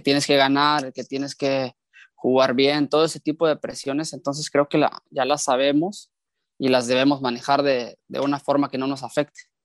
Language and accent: Spanish; Mexico; moved away as an adult; now in Kosovo; como lo he vivido como mexicano, siendo parte del torneo local y ahora como extranjero